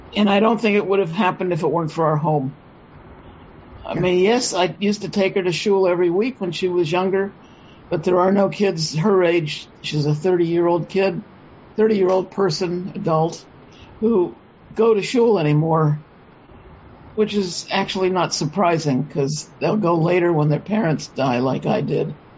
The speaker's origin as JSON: {"language": "English", "town": "San Francisco", "region": "California", "country": "United States", "tie": "born or raised there", "said": "I was born in San Francisco. I'm a third generation native"}